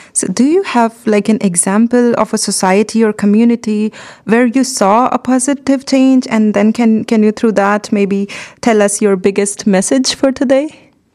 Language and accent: English; India; moved away as an adult; So, I come from India